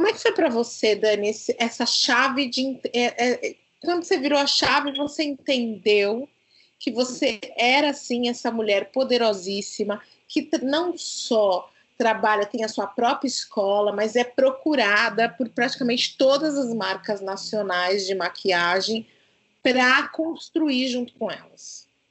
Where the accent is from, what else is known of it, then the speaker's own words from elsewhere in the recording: Brazil; eu saí da periferia onde eu nasci, lá no João 23